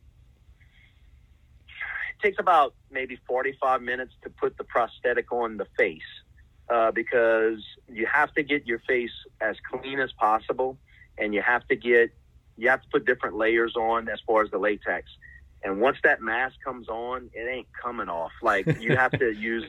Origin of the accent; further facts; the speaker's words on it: Chauvin, Louisiana, United States; I'm from Chauvin, Cocodrie area. So we both know the different bayous. We know the dialect.